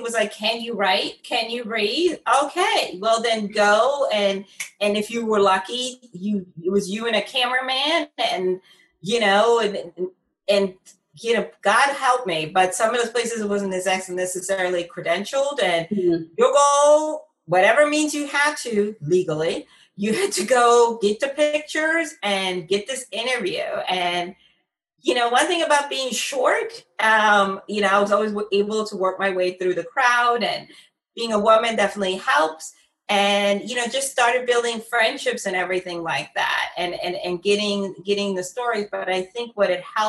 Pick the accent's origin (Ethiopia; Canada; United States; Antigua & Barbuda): United States; Philadelphia, Pennsylvania; here in my hometown of Philadelphia